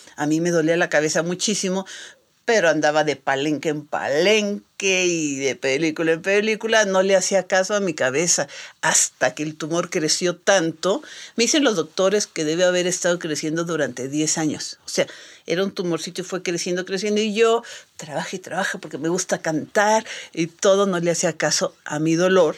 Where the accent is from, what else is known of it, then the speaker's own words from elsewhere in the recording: Mexico; nosotros los mexicanos